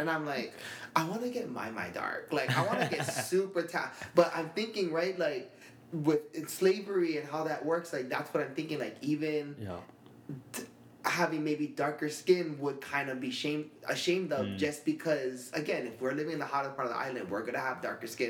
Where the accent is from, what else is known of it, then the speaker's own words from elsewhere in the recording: Waianae, Hawaii, United States; also born or lived in Nanakuli; we grew up in Waianae and we felt like we had a target in our back just because we were from Waianae?